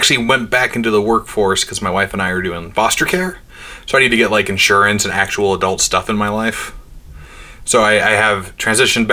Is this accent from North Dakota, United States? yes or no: yes; North Dakota, United States; I'm from North Dakota, born and raised out there